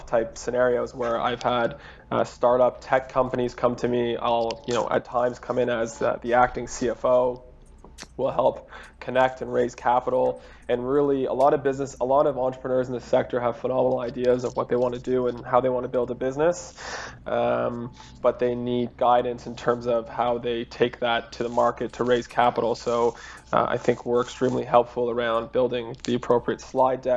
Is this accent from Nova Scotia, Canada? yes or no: no; Toronto, Ontario, Canada; I'm from Toronto